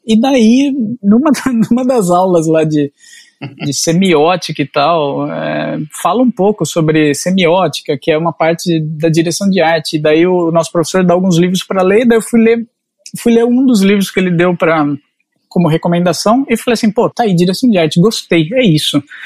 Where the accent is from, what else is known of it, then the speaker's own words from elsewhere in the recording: Jaú, São Paulo, Brazil; moved away as an adult; also born or lived in Catanduva; now in Portugal; Passei dos 5 aos 17 anos em Jaú